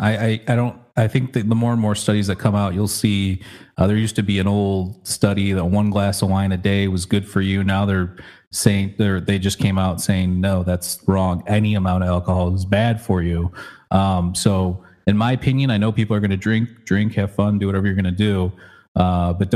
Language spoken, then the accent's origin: English; Michigan, United States; my home state where I grew up in Michigan